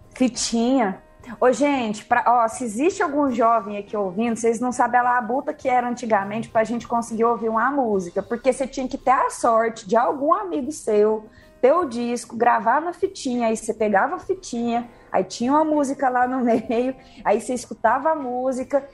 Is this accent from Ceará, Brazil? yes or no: no; Uberlândia, Minas Gerais, Brazil; moved away; also born or lived in São Paulo; Sou aqui do Berlândia, Cerrado, Cerradão Mineiro